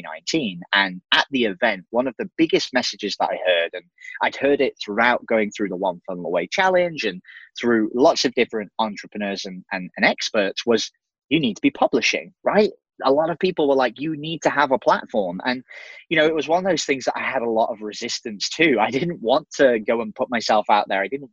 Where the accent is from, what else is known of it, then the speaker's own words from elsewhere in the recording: England, United Kingdom; moved away as an adult; So I'm an English dude. So I'm actually from the UK